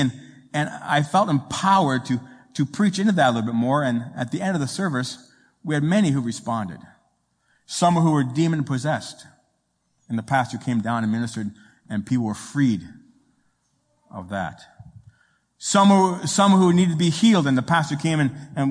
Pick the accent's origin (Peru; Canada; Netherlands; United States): Canada; Toronto, Ontario; moved away; I am Italian. My mama is Italian. My dad is Sicilian. And I come from Toronto